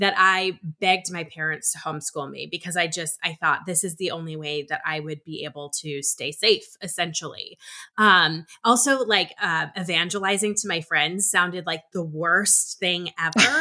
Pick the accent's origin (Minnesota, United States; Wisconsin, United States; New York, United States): Minnesota, United States; I'm originally from Minnesota